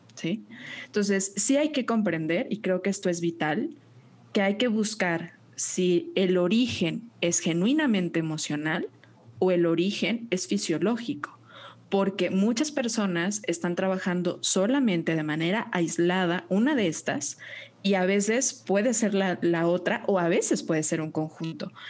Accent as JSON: {"language": "Spanish", "town": "Guadalajara", "region": "Jalisco", "country": "Mexico", "said": "nutrióloga tapatía"}